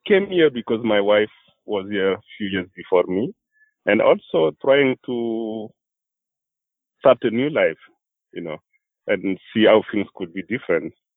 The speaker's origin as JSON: {"language": "English", "country": "Burkina Faso", "moved": "as an adult", "lives_now": "Vermont, United States", "said": "I came from Burkina Faso"}